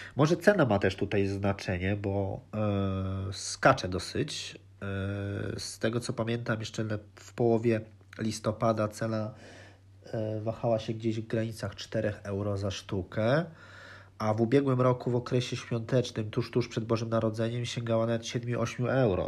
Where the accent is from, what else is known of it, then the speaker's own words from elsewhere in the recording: Lublin, Lublin Voivodeship, Poland; now in Netherlands; urodziłem się w Lublinie